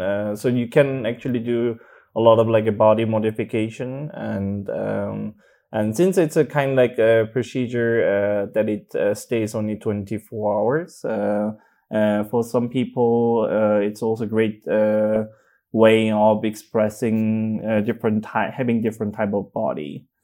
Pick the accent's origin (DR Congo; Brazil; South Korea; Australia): South Korea; English is a second language; moved away as an adult; now in Berlin, Germany; I grew up in Korea